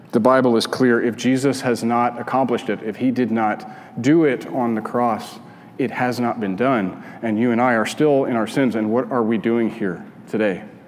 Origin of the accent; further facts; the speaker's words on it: Albuquerque, New Mexico, United States; moved away; I grew up in Albuquerque, and out my kitchen window, you could see the Sandia Mountains.